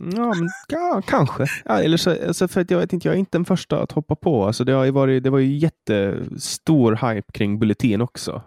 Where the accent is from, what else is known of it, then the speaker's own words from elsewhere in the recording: Åland Islands; jag kommer från Åland